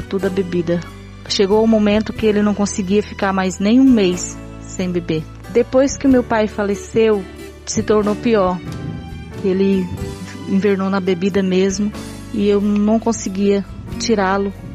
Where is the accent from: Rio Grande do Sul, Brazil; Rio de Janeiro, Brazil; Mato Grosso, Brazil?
Mato Grosso, Brazil; Nova Olímpia; sou de Nova Olímpia, Mato Grosso